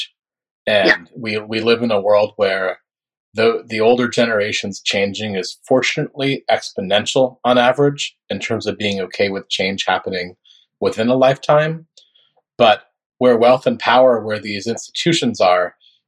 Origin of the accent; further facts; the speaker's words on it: Northern Florida, United States; I grew up in Florida, but I grew up in Northern Florida, which is much more like Southern Georgia than it is the Miami people or Palm Beach people know